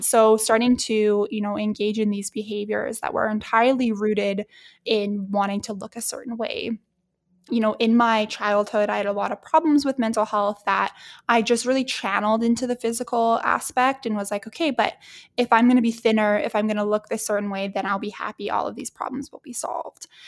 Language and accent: English; Edmonton, Alberta, Canada; my hometown at Edmonton.